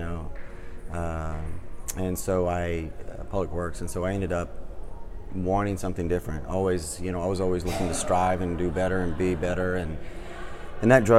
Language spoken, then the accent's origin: English; Clemson, South Carolina, United States; I grew up in Clemson